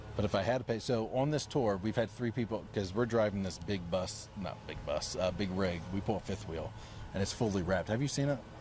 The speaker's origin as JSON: {"language": "English", "region": "Florida", "country": "United States", "tie": "born or raised there", "also_born_or_lived": "Maryland", "moved": "yes", "said": "I was born in Maryland and then grew up in Florida"}